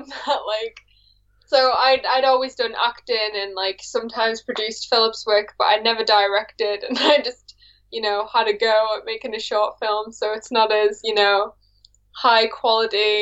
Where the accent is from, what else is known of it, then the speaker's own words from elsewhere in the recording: Warrington, North West England, United Kingdom; moved away as an adult; now in Philadelphia, United States; I'm from Warrington, England